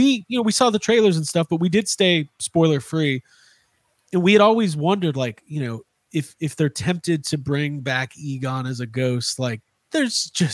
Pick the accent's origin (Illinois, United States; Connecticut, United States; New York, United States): Illinois, United States; Highland Park; I am from Highland Park, Illinois